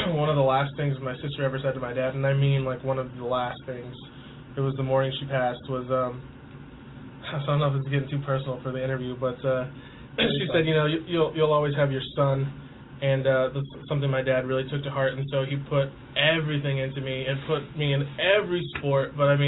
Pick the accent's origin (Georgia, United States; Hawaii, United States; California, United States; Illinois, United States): California, United States; Clovis; moved away as an adult; also born or lived in New York City, United States; now in Washington, D.C., United States; I come from Clovis, California, which is kind of like suburban. I mean, I live in the rural area just outside Clovis